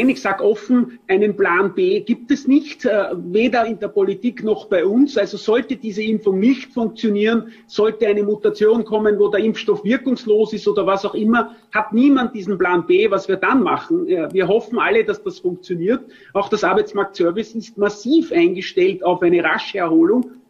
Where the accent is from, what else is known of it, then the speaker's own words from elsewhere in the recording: Vienna, Austria; zumindest als Wiener sage ich